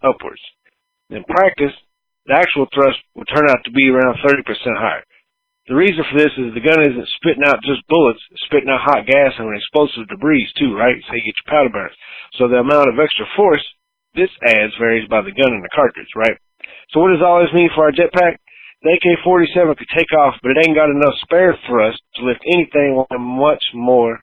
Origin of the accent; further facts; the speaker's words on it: the South, United States; growing up in the South